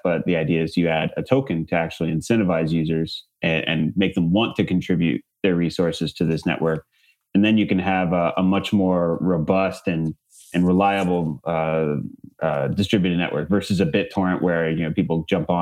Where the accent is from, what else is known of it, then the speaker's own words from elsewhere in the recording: Bay Area, California, United States; I grew up in the Bay Area